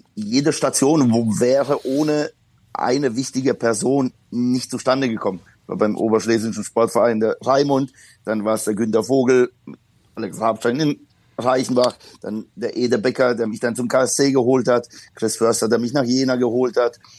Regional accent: Poland; now in Germany; ich bin gebürtiger Pole und äh, bin halt noch in Zeiten aufgewachsen, da war äh, der Bürgerkriegszustand in Polen ausgerufen

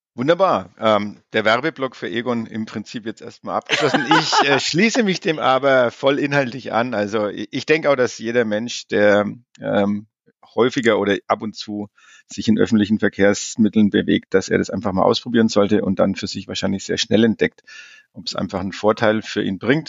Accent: Germany; bei uns in Deutschland

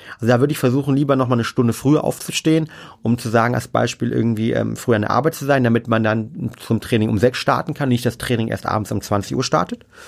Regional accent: Germany; bei uns in Deutschland

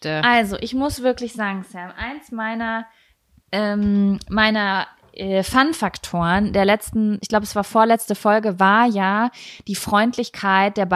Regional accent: Lübeck, Schleswig-Holstein, Germany; in Lübecker. Aha. meiner Heimatstadt, wo ich gerade bin.

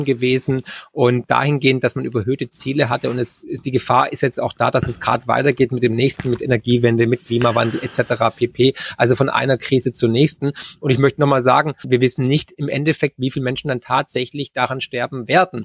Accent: Germany

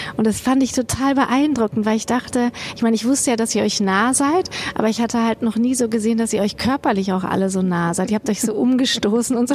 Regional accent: Kassel, Hesse, Germany; now in Bochum, Germany; wenn ich dann in Kassel bin, oh, ich hätte das gerne als meine Heimat

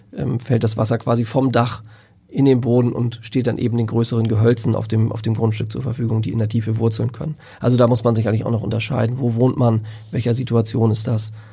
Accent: Lüneburg Heath, Lower Saxony, Germany; in der Lüneburger Heide, dort wo ich herkomme

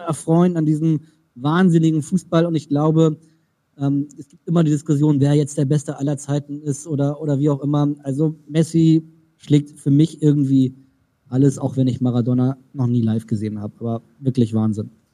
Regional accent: Germany; als Deutsche

